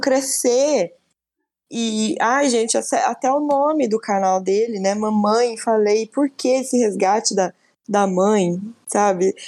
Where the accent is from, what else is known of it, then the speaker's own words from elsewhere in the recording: Brazil; Somos brasileiros